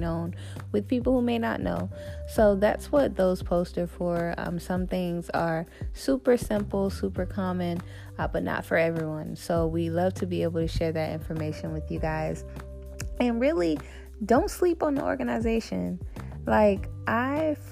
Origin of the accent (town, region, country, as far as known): Tampa, Florida, United States; born or raised there; also born or lived in Tallahassee / Orlando